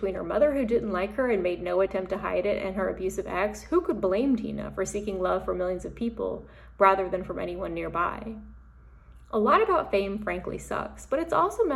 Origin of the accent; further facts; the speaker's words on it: Deep South, United States; growing up in the Deep South